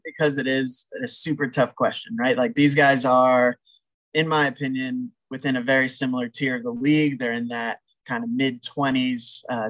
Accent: Tampa, Florida, United States; moved away as an adult; also born or lived in Gainesville, Florida; now in Dallas, United States; I grew up in Tampa area my whole life. Went to University of Florida in Gainesville, and then I just recently last year moved out to Dallas. So I'm a newbie out here. I'm a Floridian at heart.

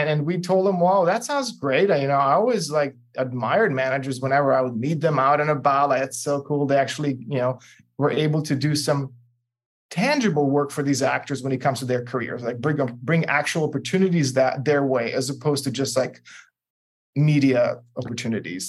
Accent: Serbia; moved away; I'm originally from Serbia, and so I speak four languages

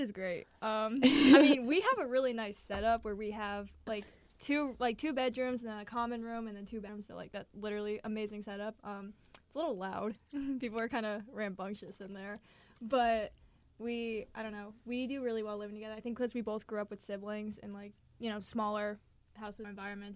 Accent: Hamden, Connecticut, United States; I'm from Hamden, so that's like 15 minutes away.

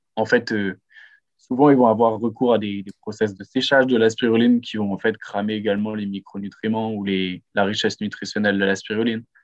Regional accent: Lille, Hauts-de-France, France; j'ai 24 ans et je suis lillois

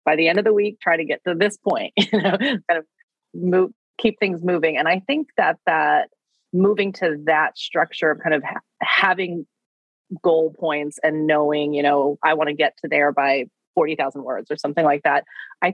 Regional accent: Wichita, Kansas, United States; moved away; I grew up in Wichita, Kansas

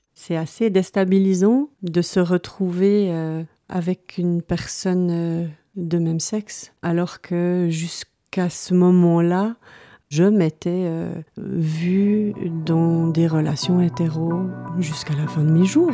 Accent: Lausanne, Vaud, Switzerland; moved away as an adult; also born or lived in a small village at the foot of the Jura; je suis originaire de Lausanne, où j'ai vécu toute mon enfance et adolescence

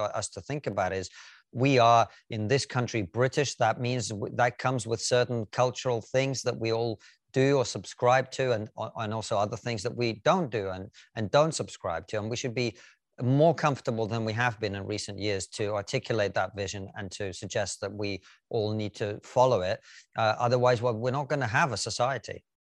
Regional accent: Russia; now in United Kingdom; I, for example, am a first generation dark-skinned Russian immigrant

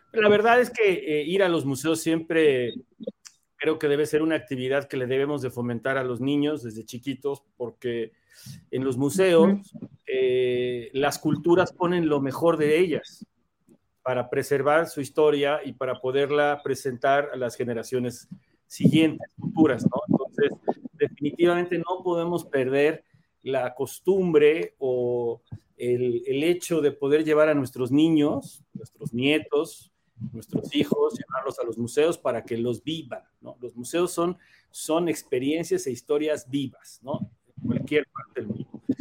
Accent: Mexico; como buen mexicano

